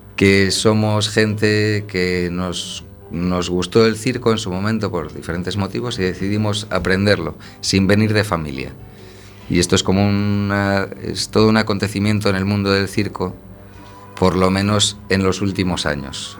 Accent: A Coruña, Galicia, Spain; now in Santiago de Compostela, Spain; yo viví de pequeño en Coruña desde que tenía un año hasta los 12 años

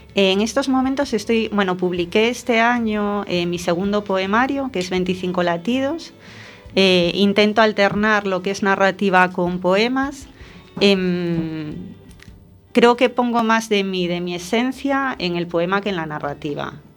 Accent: A Coruña, Galicia, Spain; me siento coruñesa por encima de todo

